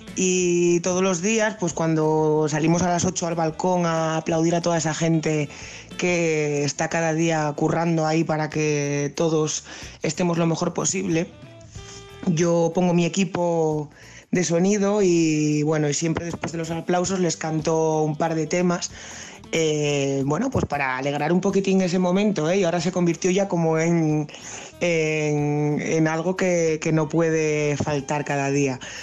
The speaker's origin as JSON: {"language": "Spanish", "town": "Gijón", "region": "Asturias", "country": "Spain", "moved": "as an adult", "lives_now": "Luanco, Spain", "said": "Yo, aunque soy de Gijón, ya hace unos años que vivo aquí en Luanco."}